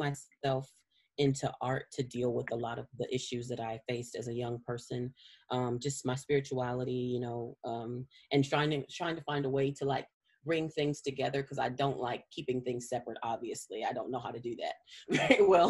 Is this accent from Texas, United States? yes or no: yes; San Antonio, Texas, United States; I grew up mostly from the third grade on. I grew up on the northeast side of San Antonio. So same district all the way through